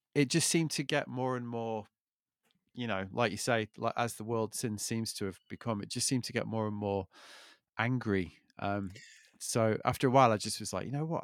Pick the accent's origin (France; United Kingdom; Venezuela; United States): United Kingdom; I'm British